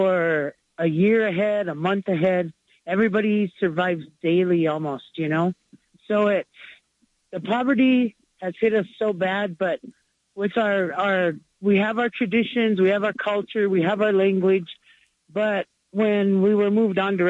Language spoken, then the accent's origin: English; Pine Ridge, South Dakota, United States; I was born and raised in Pine Ridge, South Dakota.